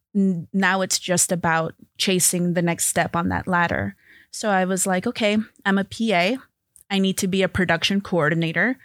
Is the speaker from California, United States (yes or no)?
yes; Los Angeles, California, United States; I grew up in L